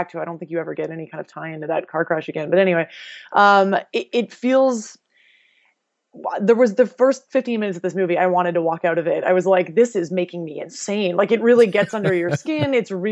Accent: Canada; as a Canadian

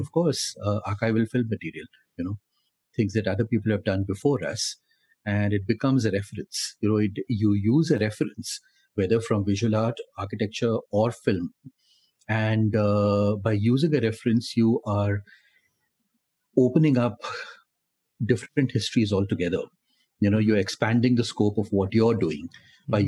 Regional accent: Delhi, India; I grew up in Delhi and uh, studied in Delhi

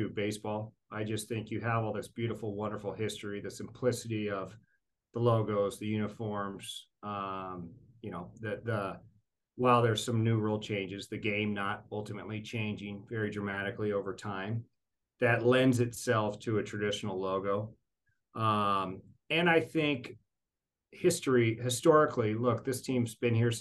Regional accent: Portland, Oregon, United States; now in Tacoma, United States; I grew up in the Portland area, so Mount Hood was my mountain

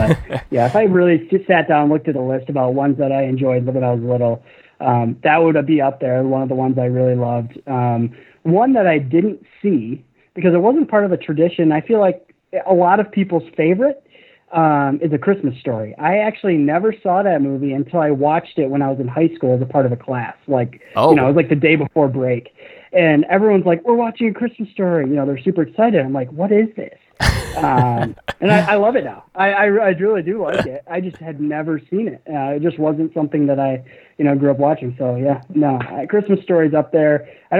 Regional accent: Midwest, United States; You know, I'm just a Midwesterner, I guess.

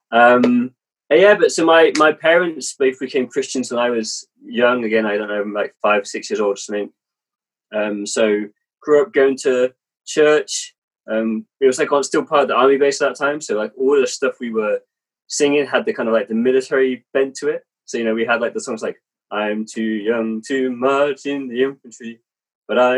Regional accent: England, United Kingdom; also born or lived in Germany; my father was in the army, so actually I was born in Germany. Uh, moved to England when I was like two or three years old. And kind of bounced around the country a bit, kind of growing up

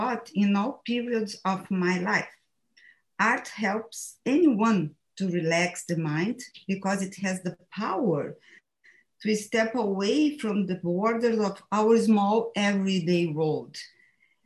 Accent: Brazil; English is a second language; moved away as an adult; now in United States; I moved from Brazil to the USA 15 years ago at the age of 45. I left in Brazil everything, my family, my friends, my roots, and my job.

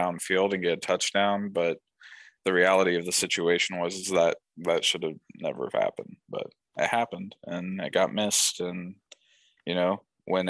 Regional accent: Ohio, United States; that's my home state.

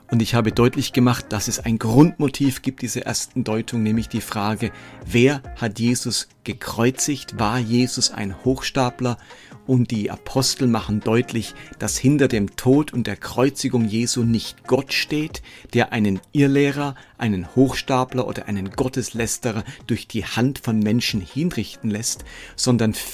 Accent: Lörrach, Baden-Württemberg, Germany; now in Erlangen, Germany; Ab Sommer ziehe ich wieder zurück nach Lörrach in meine alte Heimat

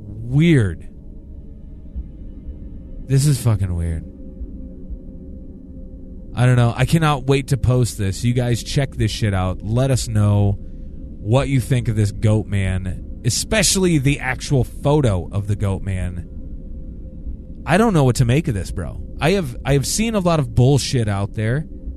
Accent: New Jersey, United States; Growing up in New Jersey, I was fascinated by the Jersey Devil and even know people who claimed to have seen him.

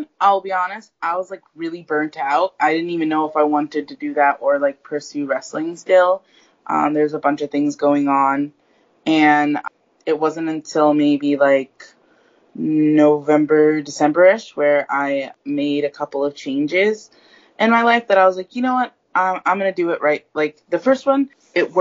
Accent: Ohio, United States; now in New York City, United States; I was from Ohio

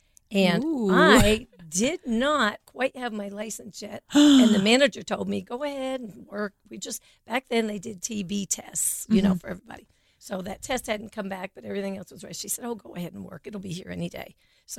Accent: Burlington, Vermont, United States; also born or lived in Plattsburgh, New York; I was born in Plattsburgh, New York, which is near Canada, and it's kind of country New York. So everybody's always like, "Oh, the city." No, not at all. And after a few years, lived in Vermont, did all my elementary school in Burlington, Vermont

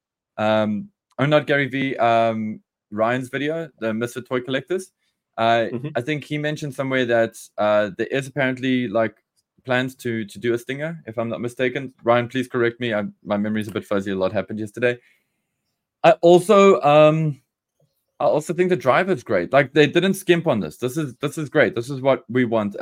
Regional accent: South Africa; We are South Africans

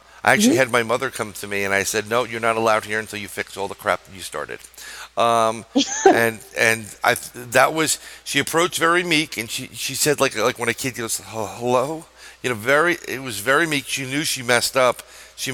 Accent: New York, United States; I'm a New Yorker

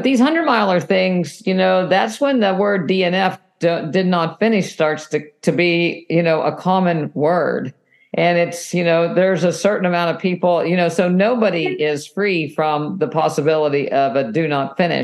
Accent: West Virginia, United States; now in Florida, United States; I'm originally from West Virginia

